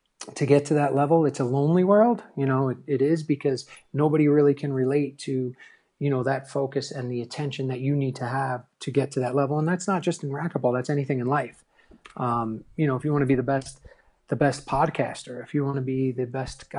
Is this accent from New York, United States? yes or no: yes; New York, United States; growing up in New York